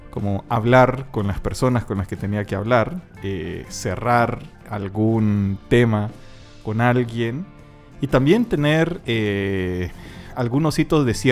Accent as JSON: {"language": "Spanish", "country": "El Salvador", "accent": "Salvadoran", "lives_now": "Chile", "said": "Como salvadoreño."}